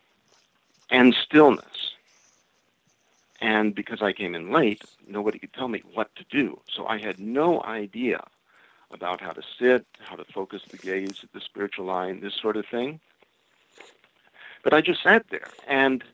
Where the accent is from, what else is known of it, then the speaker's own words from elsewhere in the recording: Florida, United States; I'm from Florida